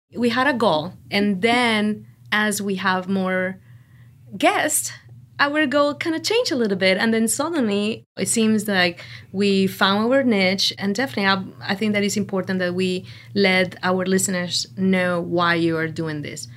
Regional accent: Mexico; English is a second language; now in Outer Banks, United States; I'm from Mexico, and, but Actually, I almost spend most of my life here in the Outer Banks

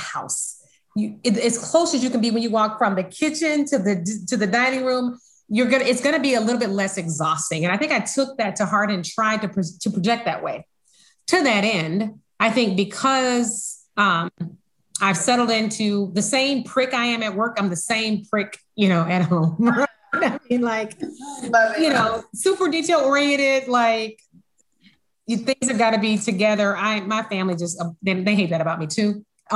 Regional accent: Alabama, United States; moved away; I'm from Alabama

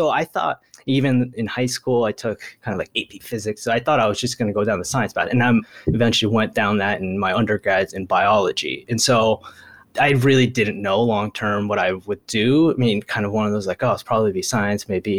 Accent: Santa Barbara, California, United States; first language Japanese; English is a second language; moved away as an adult; also born or lived in Tokyo, Japan / Milwaukee, United States; now in Los Angeles, United States; but I really grew up for the most part in Santa Barbara. My dad teaches at UCSB, so I grew up there. I spent actually 1 year in the fifth grade in Tokyo, in Japan, at like an all-boys international school.

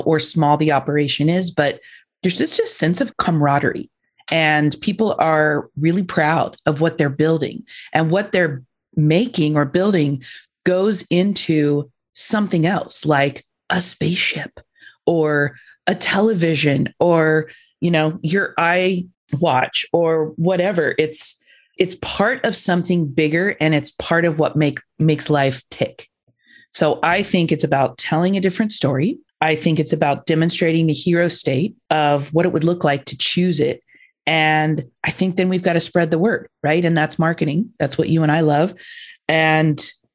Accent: Indiana, United States; I grew up in Indiana, General Motors. We had, I don't know, 30 plants in our town.

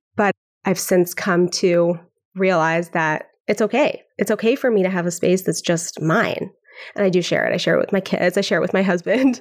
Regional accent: Vancouver, British Columbia, Canada; now in Brooklyn, United States; I'm from Vancouver, Canada. I grew up on Xhosa.

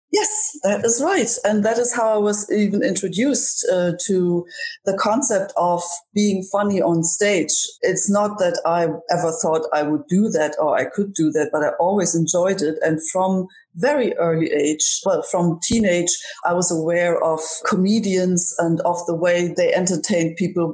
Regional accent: Germany; now in Ireland; Growing up in Germany

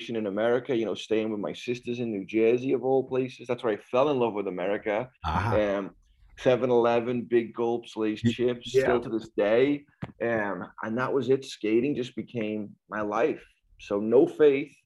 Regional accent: Liverpool, North West England, United Kingdom; moved away as an adult; now in United States; born and raised Liverpool, England.

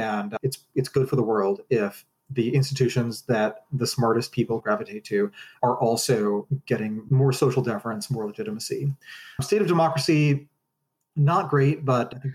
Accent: United States; as an American

